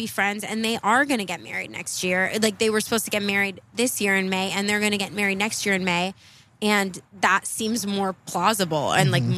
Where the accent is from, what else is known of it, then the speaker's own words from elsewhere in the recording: California, United States; I'm from California